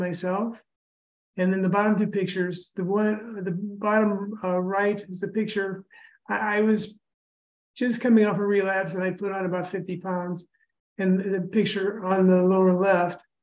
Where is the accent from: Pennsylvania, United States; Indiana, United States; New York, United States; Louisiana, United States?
Indiana, United States; Indianapolis; I'm from Indianapolis, lived in Indiana all my life.